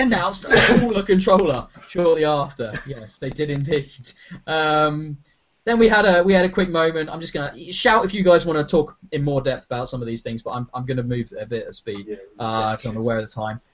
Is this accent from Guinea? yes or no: no; United Kingdom; we're British